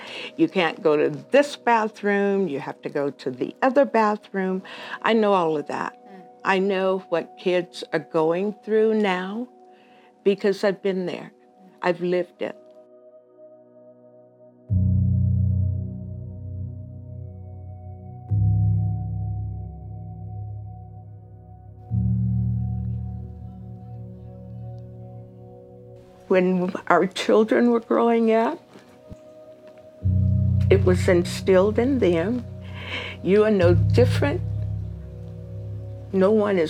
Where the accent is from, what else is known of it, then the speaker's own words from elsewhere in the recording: Amarillo, Texas, United States; now in Albuquerque, United States; I grew up in Amarillo